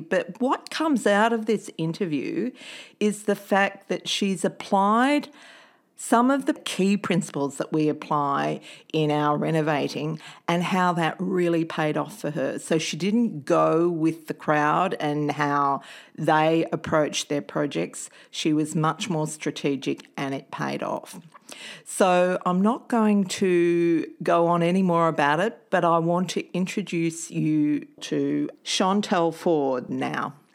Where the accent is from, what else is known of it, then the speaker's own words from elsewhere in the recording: Victoria, Australia; also born or lived in Melbourne; now in Sydney, Australia; I grew up in Victoria. I actually lived a lot of my life in Melbourne